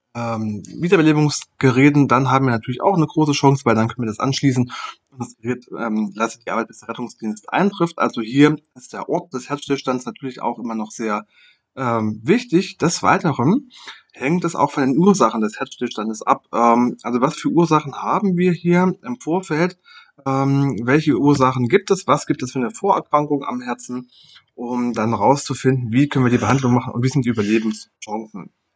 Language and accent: German; Germany; bei uns in Deutschland